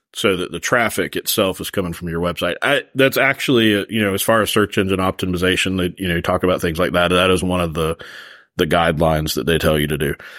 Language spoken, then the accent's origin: English; Florida, United States; moved away; I'm from Florida originally